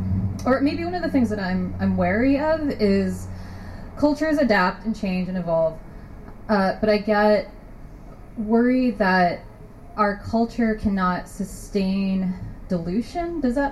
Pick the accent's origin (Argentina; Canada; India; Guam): Guam; moved away; I grew up on Guam, but I live here now, right?